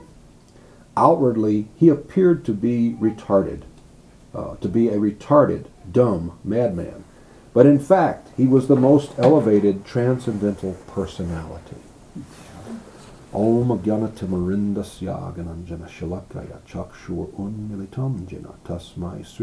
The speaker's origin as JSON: {"language": "English", "country": "United States", "said": "I'm an American, I'm a boy"}